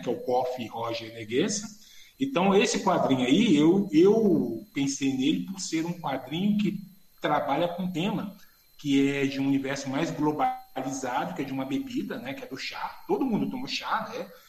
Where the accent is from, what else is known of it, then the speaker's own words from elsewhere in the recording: Belo Horizonte, Minas Gerais, Brazil; eu sou de uma família muito humilde de Belo Horizonte